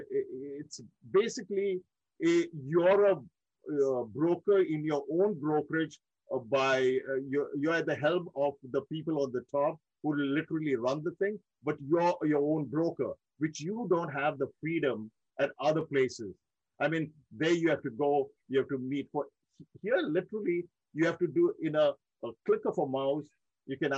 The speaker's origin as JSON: {"language": "English", "town": "Mumbai", "region": "Maharashtra", "country": "India", "tie": "born or raised there", "also_born_or_lived": "Dubai", "moved": "as an adult", "lives_now": "United States", "said": "I born and raised in India, in one of my most close to my heart cities, Mumbai, India"}